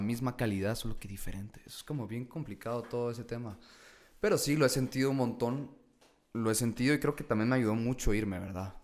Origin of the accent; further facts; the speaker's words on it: Guatemala; soy de Guate